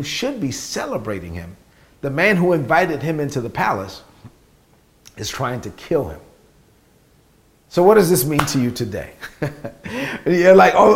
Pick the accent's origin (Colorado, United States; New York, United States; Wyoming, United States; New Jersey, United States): New York, United States; New York City; I'm from Brooklyn, so I just talk like I'm from Brooklyn